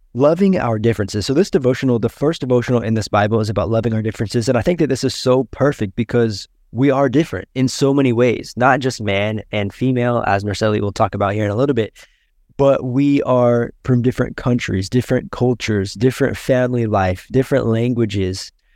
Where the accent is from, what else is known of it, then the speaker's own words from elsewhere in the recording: United States; now in Brazil; I am American